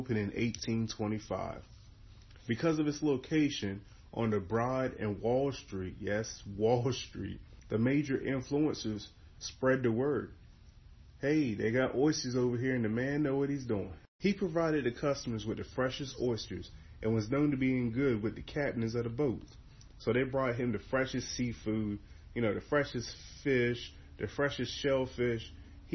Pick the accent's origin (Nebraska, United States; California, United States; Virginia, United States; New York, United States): Virginia, United States; Eastern Shore of; I'm from Withlands on the Eastern Shore of Virginia